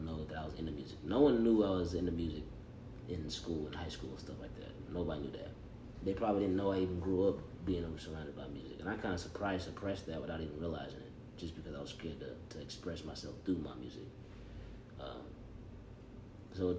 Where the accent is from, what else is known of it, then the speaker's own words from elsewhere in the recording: Johnson City, Tennessee, United States; I am from John City.